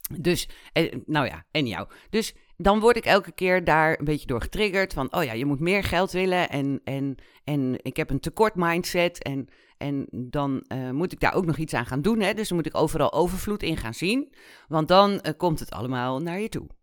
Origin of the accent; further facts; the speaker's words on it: Netherlands; also born or lived in Kenya; ik ben in Kenia geboren. We zijn met, toen ik anderhalf was, zijn we teruggekomen naar Nederland.